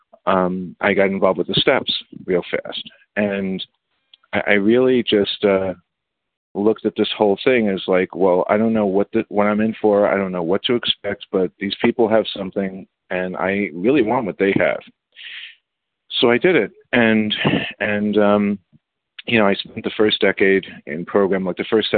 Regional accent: New York City, New York, United States; I grew up in the Bronx

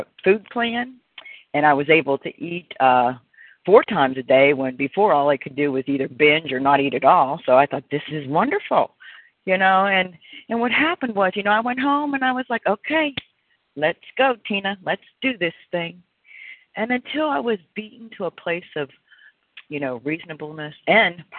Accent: Pennsylvania, United States; now in Florida, United States; I'm originally from Pennsylvania

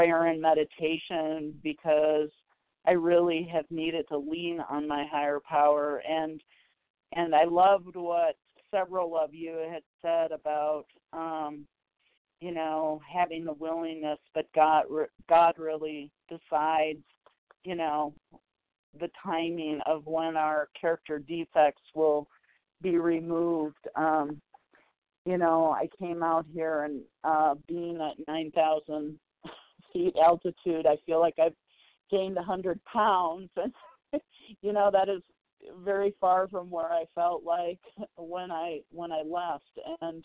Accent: Minnesota, United States; I'm calling from Colorado, from originally from Minnesota, but I'm on vacation right now

